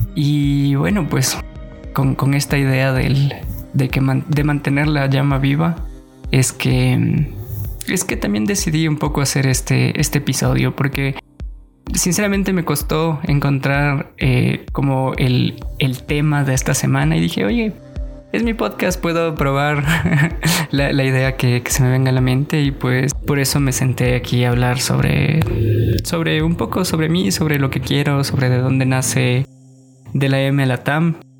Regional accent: Guaranda, Bolívar, Ecuador; Yo nací en Guaranda en el 93

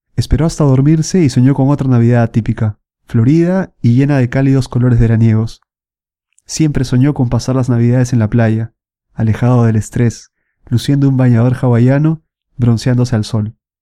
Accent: Lima, Peru; moved away as an adult; now in Milan, Italy; Yo soy de Lima, Perú, y bueno, vivo casi cuatro años aquí en Milán, en Italia

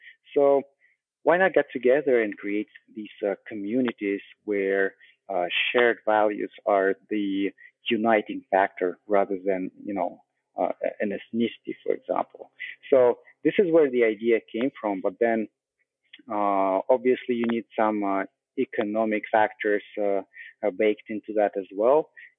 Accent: Russia; English is a second language; moved away; also born or lived in Canada; because I come from Russia, and then I spent quite a bit of my life in Canada, and I currently travel as well.

